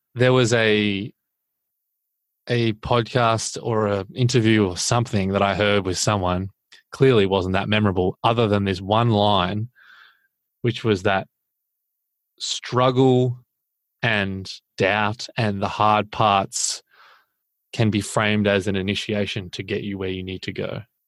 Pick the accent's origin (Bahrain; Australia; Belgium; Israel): Australia; as an Australian